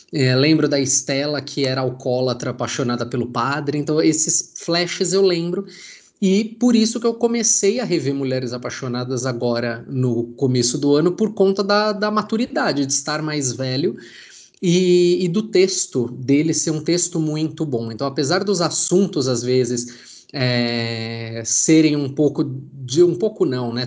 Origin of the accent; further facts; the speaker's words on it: São Paulo, Brazil; eu sou de São Paulo